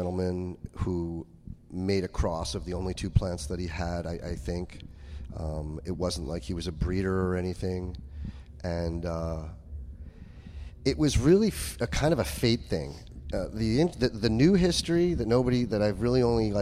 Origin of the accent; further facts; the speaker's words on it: New York, United States; I'm a New Yorker